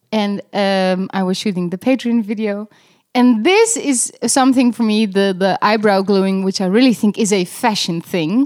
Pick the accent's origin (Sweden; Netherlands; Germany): Netherlands; I'm, I'm Dutch